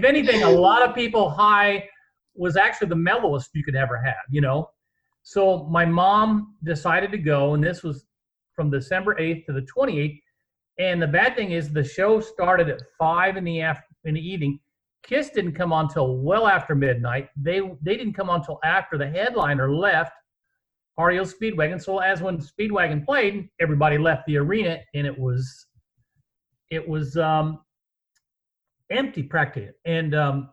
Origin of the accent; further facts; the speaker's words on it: Terre Haute, Indiana, United States; we read the Indianapolis paper a lot, even though we lived in Terre Haute